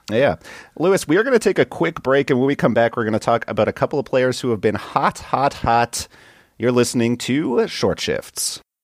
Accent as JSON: {"language": "English", "country": "Canada", "said": "I'm from Canada"}